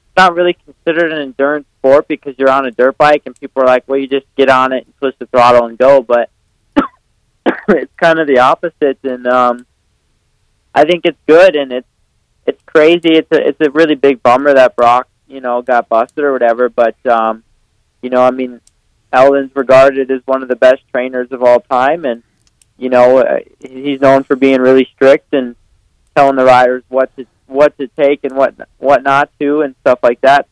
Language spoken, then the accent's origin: English; Millville, Minnesota, United States; now in Cortez, Colorado, United States; growing up in Millville